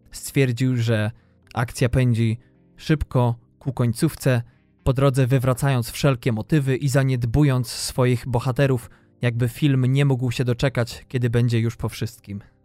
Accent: western Poland, Poland; moved away as an adult; Ja wychowałem się na zachodzie Polski

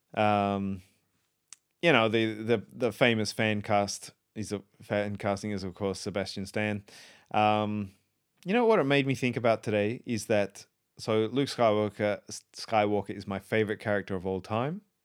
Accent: South Australia, Australia; I grew up in South Australia

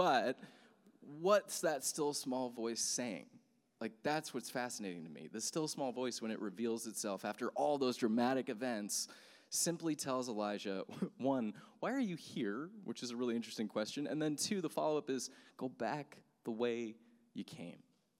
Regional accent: Texas, United States; born there; also born or lived in South Carolina / Sacramento / Amsterdam / New York; I remember I grew up moving all over the place. My dad was a missionary, and so I was born in Texas, and then we moved to South Carolina, then we moved to Sacramento, then we moved to Amsterdam, then we moved to New York

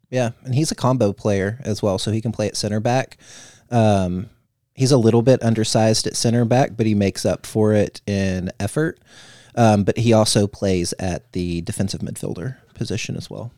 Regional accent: Missouri, United States; I'm from Missouri

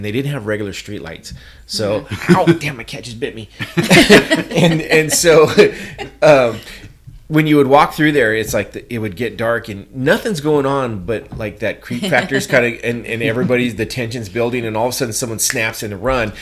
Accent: United States; as an American

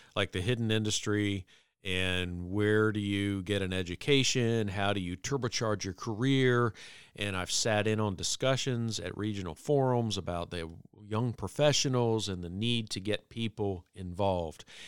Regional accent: Virginia Beach, Virginia, United States; in my twenties, growing up in Virginia Beach, Virginia, I was a young lawyer

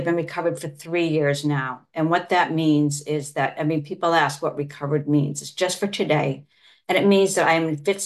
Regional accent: Massachusetts, United States; I'm from Massachusetts

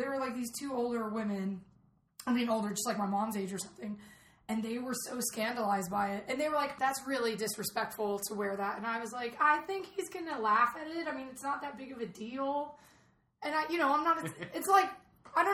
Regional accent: Atlanta, Georgia, United States; moved away; I'm from Atlanta originally, like home of CNN.

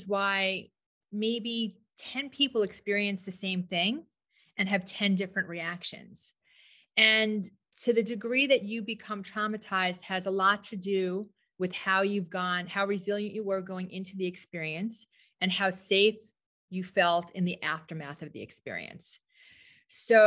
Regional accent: New York, United States; moved away as an adult; now in Scottsdale, United States; I'm a New Yorker, but I've been here 19 years

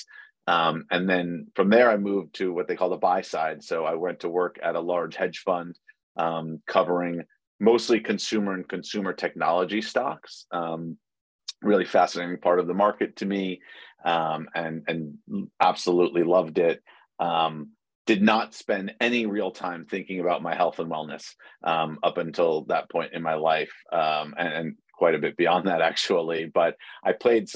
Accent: New York City, New York, United States; moved away as an adult; I was born and raised in New York City, and spent my entire life there until the pandemic hit

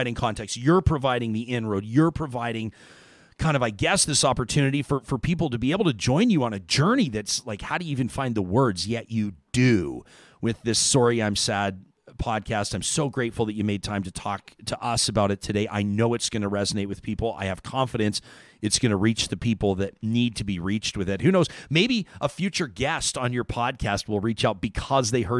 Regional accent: Calgary, Alberta, Canada; I grew up in Calgary

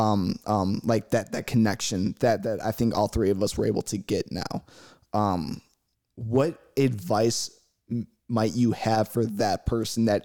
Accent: Chicago, Illinois, United States; I'm from Chicago

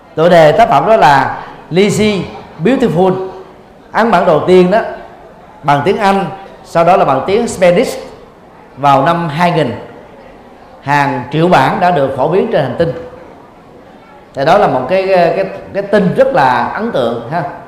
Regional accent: Vietnam; Việt Nam mình

